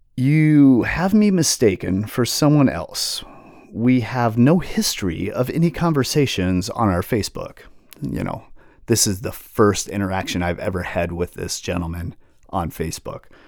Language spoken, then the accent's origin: English; Seattle, Washington, United States; Growing up in Seattle, um, you know, in the eighties and nineties and early two thousands